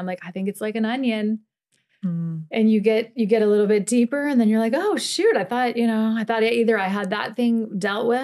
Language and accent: English; Midwest, United States; growing up in the Midwest in like a normal suburban family